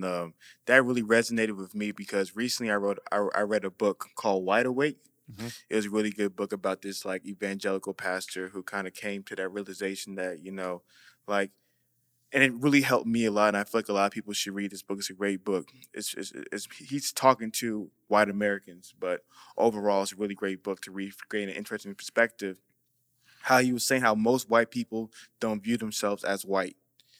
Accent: Nigeria; Okay. I'm not Haitian. Whoa. I'm Nigerian.

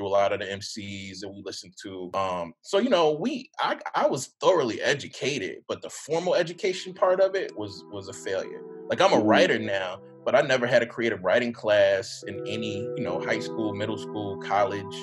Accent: Jackson, Mississippi, United States; I grew up in Jackson, right? Jackson, Mississippi

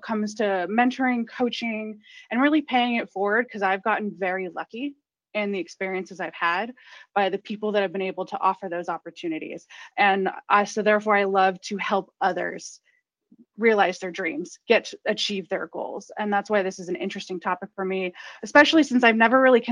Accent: Los Angeles, California, United States; moved away as an adult; now in Stockholm, Sweden; I'm originally from Los Angeles, California. I came to Stockholm about 3 years ago

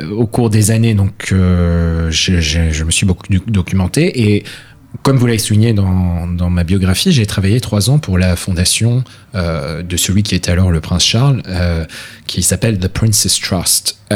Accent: France; also born or lived in United Kingdom; j'ai une double culture, je suis français et britannique. Et euh, à ce titre, je parle parfaitement euh, français et anglais, donc j'ai grandi dans une famille où on parlait les deux langues

